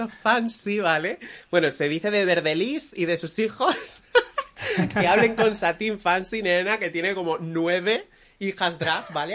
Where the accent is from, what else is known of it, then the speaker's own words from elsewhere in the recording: Benidorm, Valencian Community, Spain; yo soy de Benidorm